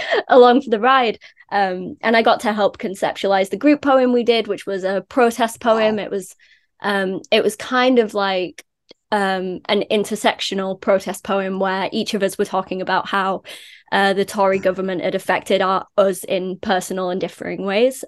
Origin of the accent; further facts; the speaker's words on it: Leeds, Yorkshire and the Humber, United Kingdom; I'm Leeds born and bred. Uh, I was born in Beeston